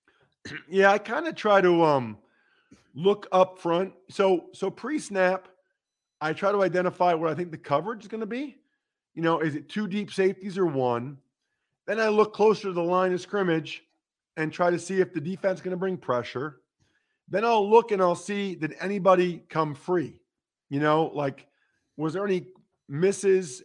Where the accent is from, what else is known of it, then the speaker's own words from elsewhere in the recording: outside Philadelphia, Pennsylvania, United States; I grew up outside of Phila-